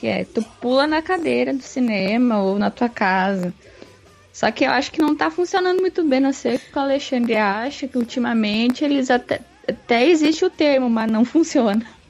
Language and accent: Portuguese; Rio Grande do Sul, Brazil; eu sou do Rio Grande do Sul